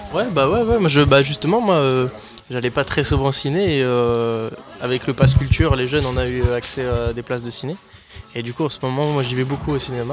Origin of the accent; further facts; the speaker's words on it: Rouen, Normandy, France; moved away as an adult; now in Agen, France; je viens de Rouen en, Normandie